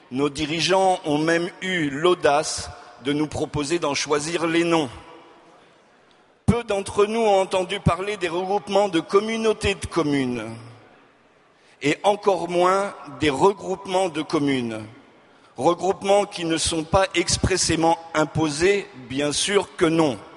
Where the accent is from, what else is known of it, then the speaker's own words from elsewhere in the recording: Auvergne-Rhône-Alpes, France; also born or lived in Hauts-de-France; now in South-west France; Je suis ch'ti de naissance. J'ai grandi. J'ai grandi dans la région de Lyon et la vie m'a mené dans le sud-ouest, grande région du ballon ovale.